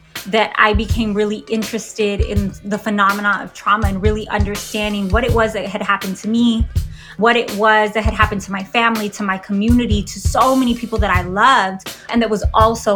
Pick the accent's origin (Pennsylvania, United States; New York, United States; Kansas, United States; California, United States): California, United States; San Diego; I grew up on the San Diego-Tijuana border